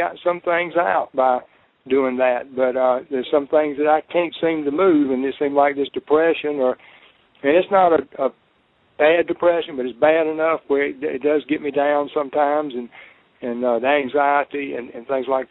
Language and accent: English; South Carolina, United States; South Carolina